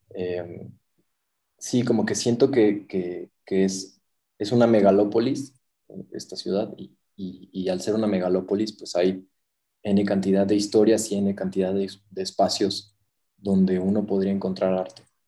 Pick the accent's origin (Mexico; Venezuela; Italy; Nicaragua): Mexico; moved away as an adult; now in Mexico City, Mexico; soy mexicano